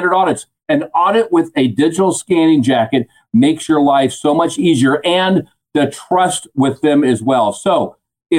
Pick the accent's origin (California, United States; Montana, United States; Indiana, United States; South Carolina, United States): California, United States; I am from California